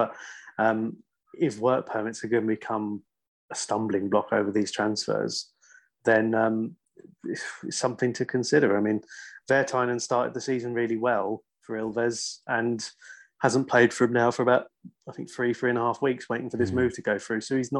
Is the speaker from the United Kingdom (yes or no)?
yes; England, United Kingdom; now in Finland; we look back on the growing up in England in that era, in the 90s